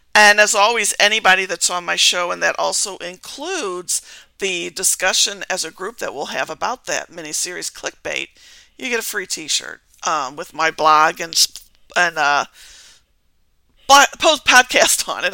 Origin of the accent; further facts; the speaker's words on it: Missouri, United States; I'm from uh, Pluto, Missouri, okay. in the United States